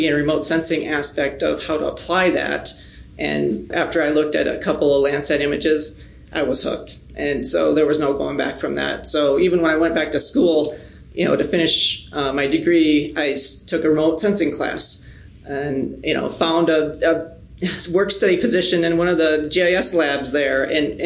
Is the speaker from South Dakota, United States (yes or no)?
yes; Menno, South Dakota, United States; I am originally from South Dakota, a small town called Menno, just southeast of here